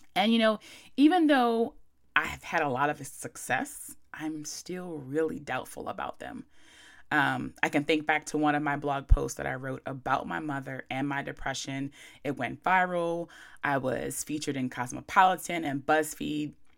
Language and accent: English; Chestertown, Maryland, United States; moved away as an adult; also born or lived in Baltimore / New York; I'm from Chestertown, Maryland